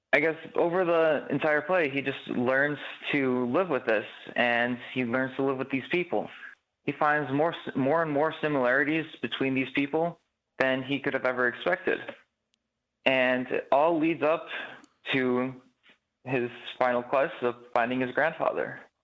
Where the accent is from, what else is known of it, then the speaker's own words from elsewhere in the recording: Chicago, Illinois, United States; I grew up in Chicago